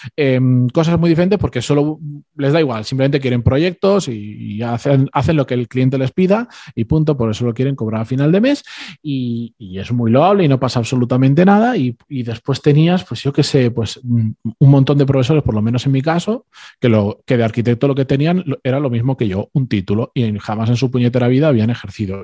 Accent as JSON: {"language": "Spanish", "country": "Spain", "tie": "born or raised there", "said": "mis padres y mis hermanos son argentinos, yo soy el único que, que ya nací en España"}